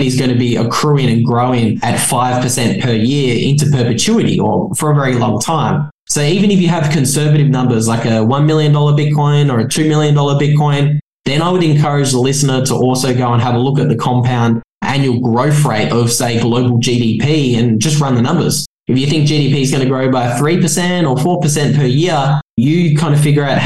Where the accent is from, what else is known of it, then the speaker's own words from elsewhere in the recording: Australia; moved away; based in Australia, what used to be my home country